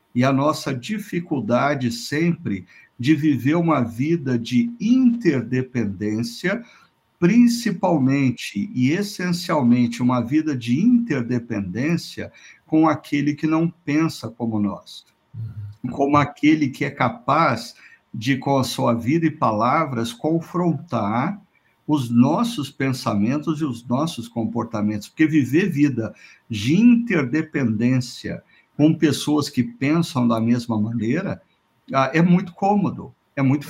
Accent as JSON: {"language": "Portuguese", "town": "Londrina", "region": "Paraná", "country": "Brazil", "tie": "born or raised there", "said": "Londrina, minha terra natal"}